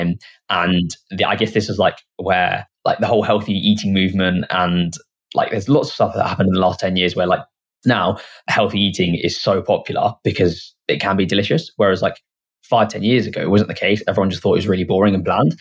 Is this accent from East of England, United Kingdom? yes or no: yes; Hitchin, East of England, United Kingdom; we're from Hitchin where the business is based now, and it's a small town.